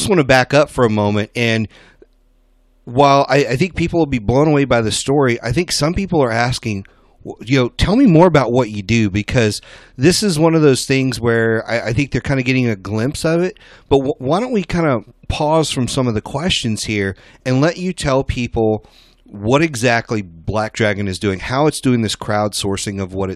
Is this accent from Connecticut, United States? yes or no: no; Louisiana, United States; I grew up in Louisiana